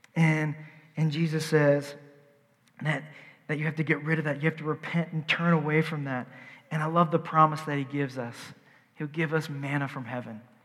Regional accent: the South, United States; I'm from the South

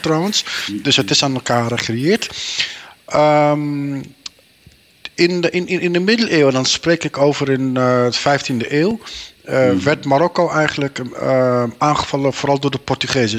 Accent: Meppel, Drenthe, Netherlands; geboren en getogen in Nederland, in, eh, in Meppel, Drenthe

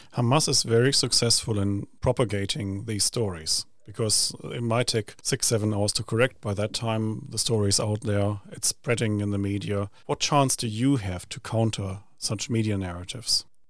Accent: Essen, North Rhine-Westphalia, Germany; now in New Zealand; I come from Essen

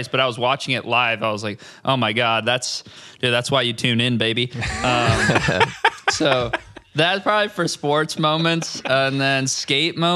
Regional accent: Orange County, California, United States; I'm from Orange County, uh, which is a like just the next county south of Los Angeles, basically a bunch of suburbs. It's pretty boring

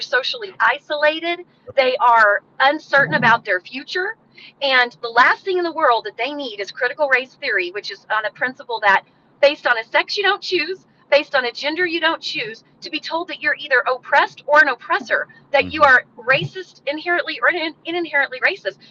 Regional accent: Truth or Consequences, New Mexico, United States; I grew up in Truth or Consequences

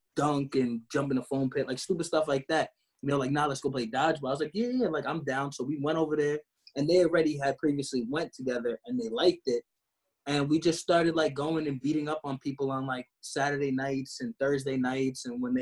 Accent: New York, United States; We're also all from New York

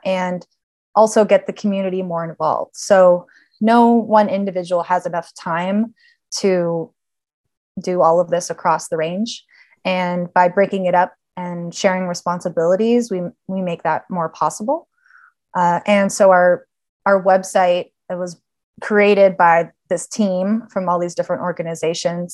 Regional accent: Los Angeles, California, United States; also born or lived in Davis, California; I born and raised in Los Angeles, uh, in the San Fernando Valley

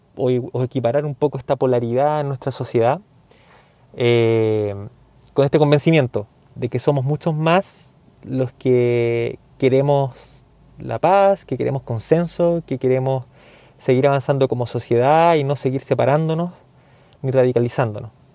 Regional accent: Chile; yo soy chileno.

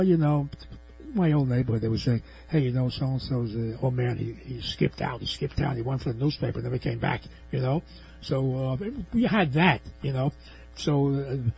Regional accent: New York City, New York, United States; I was born in New York's Lower East Side in a tenement building, not in the projects

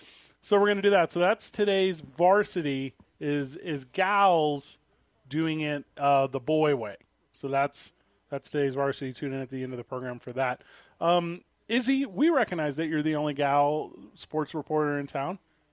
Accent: St. Louis, Missouri, United States; now in Albuquerque, United States; I'm from St. Louis.

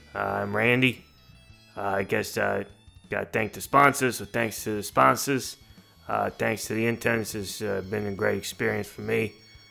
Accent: Canada; I'm a Canadian through and through. I'd like to say that if you cut me, I will bleed maple syrup.

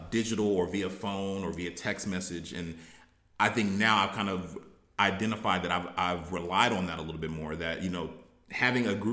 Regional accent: Baltimore, Maryland, United States; also born or lived in Texas; um, now, you know, I always say I, I grew up in Baltimore, um, and I'm from Baltimore because I feel like that's where I developed. You know, I was originally born in Texas

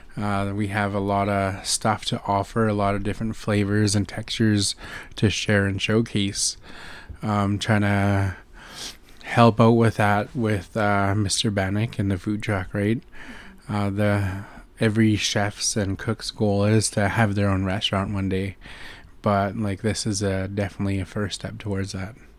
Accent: North Vancouver, British Columbia, Canada; I'm from the Squamish Nation

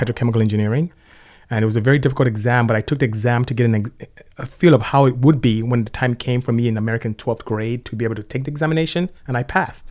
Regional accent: Nigeria; moved away as an adult; also born or lived in Lynwood, California; now in United States; you can hear from my accent. I'm not from here. I'm Nigerian, from West Africa. Came here to study chemical engineering, and, uh, ended up staying.

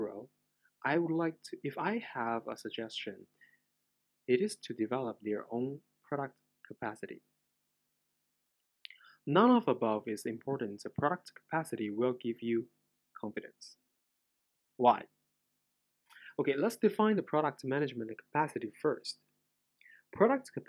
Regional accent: China; English is a second language; I am not an English native speaker, so I apologize in advance for my accent. I'm a Chinese

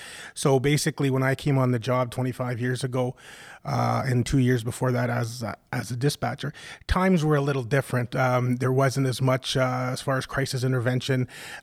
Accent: Ontario, Canada; I grew up in Northern Ontario with a loving family.

